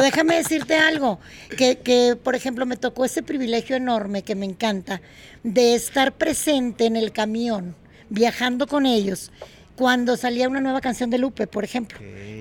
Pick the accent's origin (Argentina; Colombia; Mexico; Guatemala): Mexico; Monterrey, Nuevo León; en Monterrey, mi ciudad natal